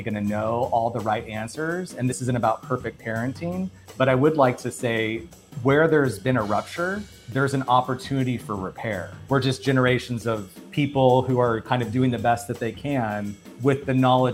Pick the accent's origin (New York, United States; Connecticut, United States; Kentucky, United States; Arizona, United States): Arizona, United States; moved away as an adult; now in Los Angeles, United States; I'm from Arizona. I've been living in Los Angeles for about 13 years.